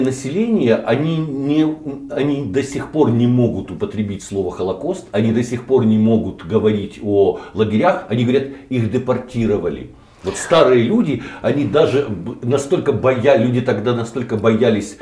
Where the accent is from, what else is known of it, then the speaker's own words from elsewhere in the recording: Kyiv, Ukraine; я киевлянин